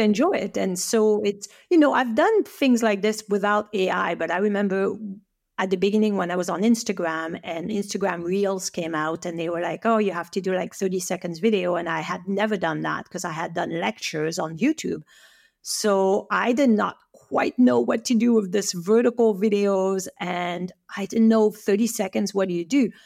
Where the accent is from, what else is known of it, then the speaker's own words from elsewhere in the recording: French Alps, France; English is a second language; moved away as an adult; now in Canada; I'm from the French Alps